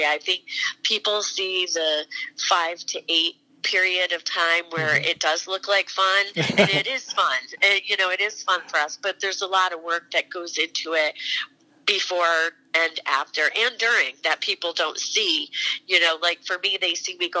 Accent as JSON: {"language": "English", "town": "Mechanicville", "region": "New York", "country": "United States", "tie": "born or raised there", "also_born_or_lived": "Quonset Point, Rhode Island", "said": "my mom and dad moved back to Mechanicsville after he was done in the service"}